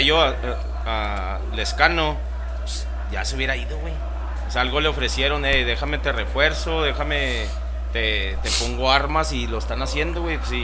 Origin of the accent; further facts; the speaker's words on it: Ciudad Juárez, Chihuahua, Mexico; siempre ponemos la bandera de que somos de Juaritos